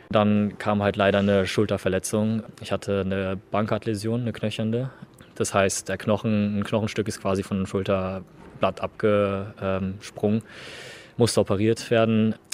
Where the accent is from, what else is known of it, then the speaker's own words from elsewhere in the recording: Germany; also born or lived in Moscow, Russia; weil mein Vater aus Russland kommt. Ich bin auch in Moskau selber geboren. Meine Mutter kommt aus China und ich bin jetzt schon seit ich fünf bin hier in Deutschland